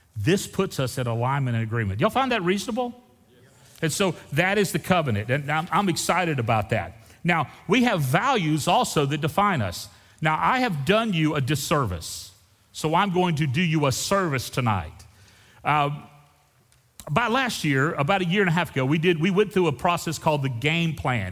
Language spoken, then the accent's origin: English; Texas, United States; We're from Texas